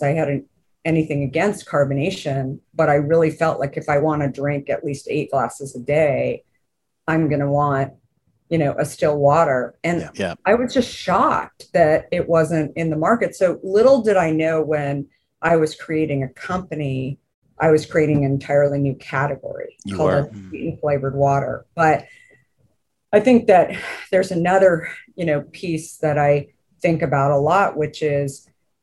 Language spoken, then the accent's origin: English; Arizona, United States; growing up in Arizona